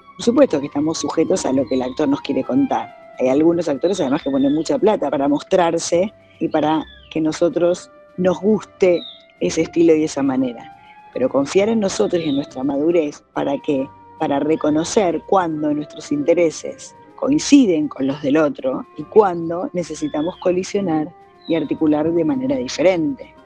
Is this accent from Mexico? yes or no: no; Argentina